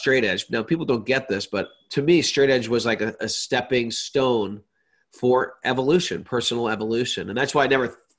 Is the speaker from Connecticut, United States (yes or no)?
yes; Connecticut, United States; moved away as an adult; also born or lived in India; I had a very big high school. I grew up in Connecticut